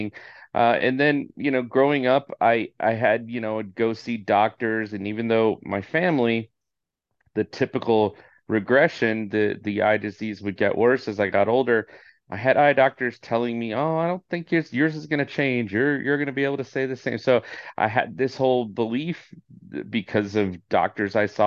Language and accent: English; Orange County, California, United States; born and raised in Orange County, California